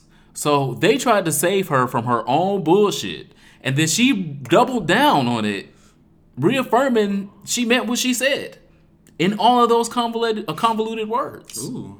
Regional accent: Tennessee, United States; I'm from Tennessee.

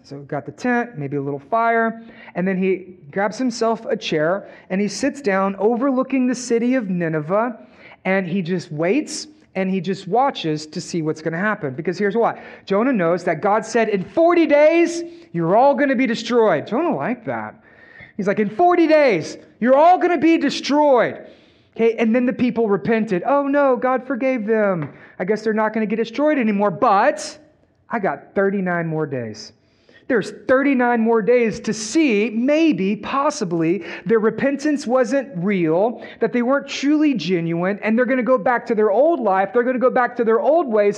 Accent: Texas, United States; We're from Texas

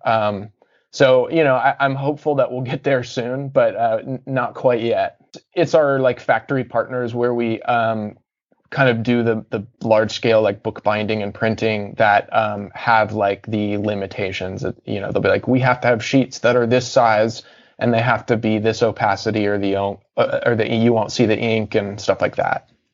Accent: Cincinnati, Ohio, United States; born or raised there; also born or lived in Atlanta, Georgia / Deep South

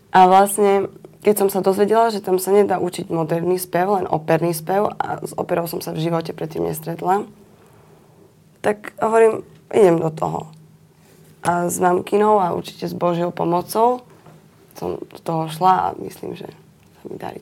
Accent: Bystré, Prešov Region, Slovakia; Ja som uh, z Bystreho. To je blízko pri Soli

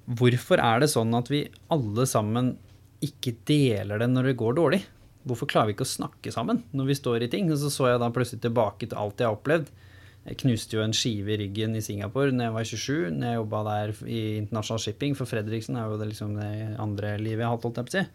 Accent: Norway; jeg har jo vokst opp med å være annerledes på bygda

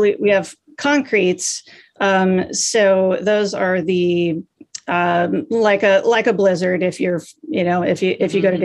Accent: Des Moines, Iowa, United States; moved away as an adult; also born or lived in San Francisco; I'm from Des Moines and I went to University of Iowa in Iowa City

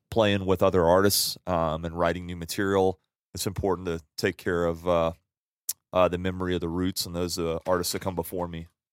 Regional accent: New Orleans, Louisiana, United States; now in Salt Lake City, United States; born and raised in Louisiana.

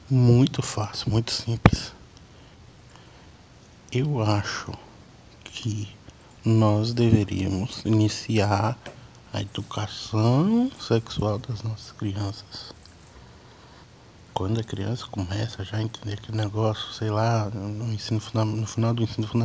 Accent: Pirapora, Minas Gerais, Brazil; Eu sou de Minas, interior de Minas, Pirapora. Mas já morei na cidade.

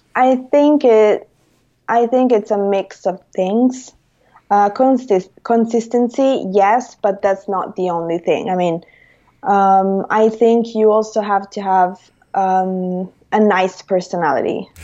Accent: Rome, Lazio, Italy; I'm Italian. I'm from Rome

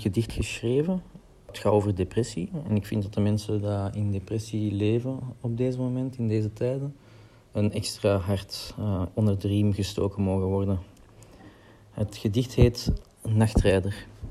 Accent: Lier, Flanders, Belgium; ik kom uit Lier, Antwerpen

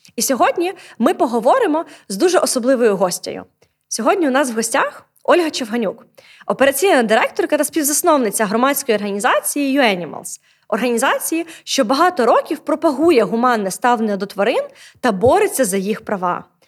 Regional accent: Odesa, Odesa Oblast, Ukraine; у моєму рідному місті місті Одесі

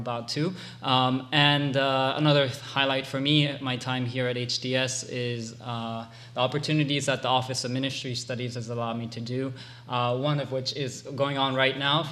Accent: Hawaii, United States; moved away as an adult; also born or lived in Japan; I'm originally from Japan, but I grew up in Hawaii

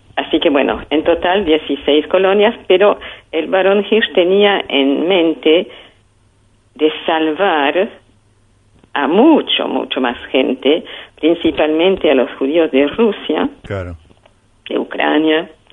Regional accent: France; moved away as an adult; now in Argentina; yo venía de Europa, de Francia, eh, donde habíamos sufrido la guerra

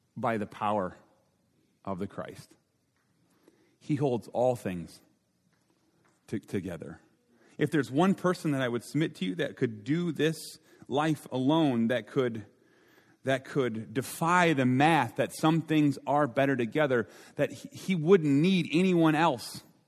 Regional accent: Minnesota, United States; I'm from Minnesota

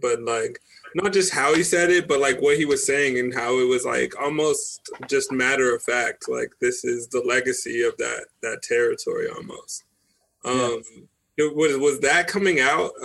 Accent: Colorado, United States; I'm from Colorado

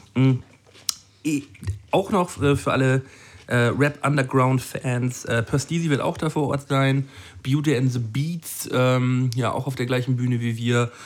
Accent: Flensburg, Schleswig-Holstein, Germany; meine Heimatstadt

